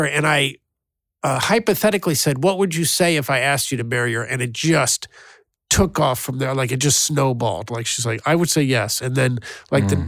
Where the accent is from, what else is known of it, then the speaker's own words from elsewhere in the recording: Kansas, United States; moved away; I'm from Kansas.